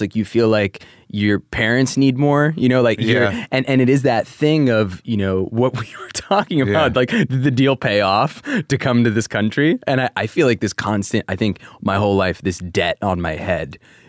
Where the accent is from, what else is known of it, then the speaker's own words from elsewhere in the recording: New Jersey, United States; also born or lived in New York; growing up in Jersey and New York in the early O's